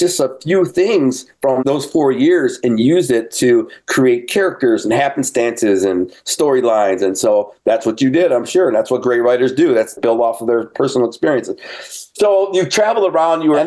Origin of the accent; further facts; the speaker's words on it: Detroit, Michigan, United States; my hometown of Detroit